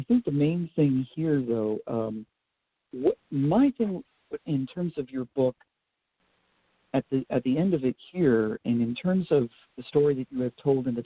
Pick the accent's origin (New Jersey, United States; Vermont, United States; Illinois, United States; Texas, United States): Vermont, United States; also born or lived in Boston, Massachusetts; now in Pennsylvania, United States; where I grew up in Vermont